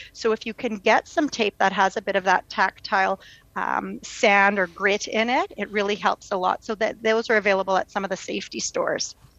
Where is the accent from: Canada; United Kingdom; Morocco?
Canada; Winnipeg, Manitoba; born and raised in Winnipeg, where I have a private practice